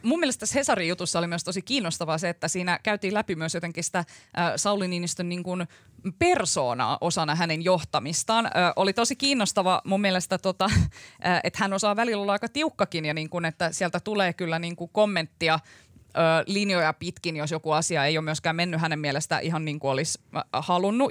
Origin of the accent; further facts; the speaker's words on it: Kuusankoski, Kymenlaakso, Finland; mä oon Kuusan koskelta kotoisin tuolta Kymenlaaksosta